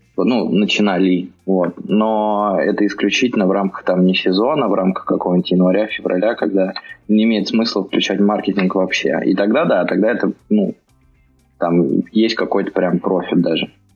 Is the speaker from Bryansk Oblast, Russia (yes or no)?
yes; Bryansk, Bryansk Oblast, Russia; moved away as an adult; now in Moscow, Russia; я вообще из Брянска. Приехал в Москву лет 10 назад